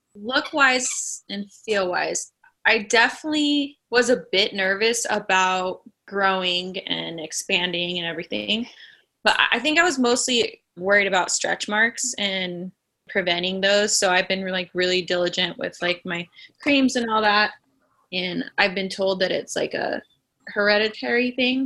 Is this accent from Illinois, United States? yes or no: no; Las Vegas, Nevada, United States; moved away as an adult; now in Los Angeles, United States; I am from originally Las Vegas, Nevada. I moved out here to LA probably ten years ago